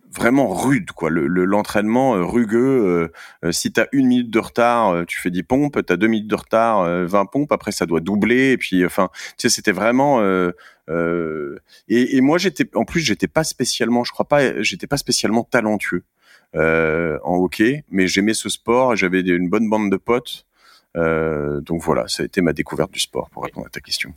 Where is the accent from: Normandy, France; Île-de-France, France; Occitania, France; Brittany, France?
Normandy, France; Cherbourg; now in Paris, France; moi je suis né à Cherbourg en, Normandie